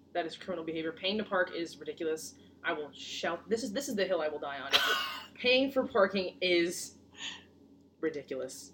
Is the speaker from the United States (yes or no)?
yes; Connecticut, United States; also born or lived in Brooklyn, New York; I was born in Brooklyn, and then I moved to Connecticut in 2007. So yes, I spent more of my life here than I did anywhere else